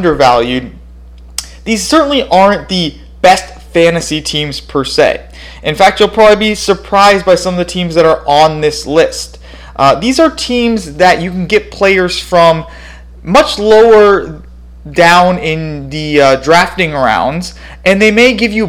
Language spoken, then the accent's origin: English; Phoenix, Arizona, United States; moved away as an adult; now in Madison, United States; I currently reside in Madison, Wisconsin. I'm originally from Phoenix, Arizona.